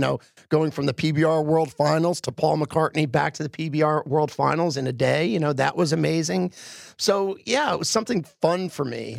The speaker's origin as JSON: {"language": "English", "town": "Philadelphia", "region": "Pennsylvania", "country": "United States", "tie": "born or raised there", "moved": "yes", "said": "I grew up in Philly."}